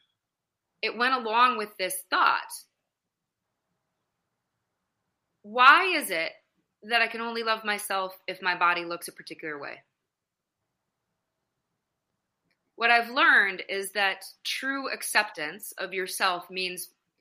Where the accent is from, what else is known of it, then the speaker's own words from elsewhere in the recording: Madison, Wisconsin, United States; I grew up in the Midwest, so I'm originally from Madison, Wisconsin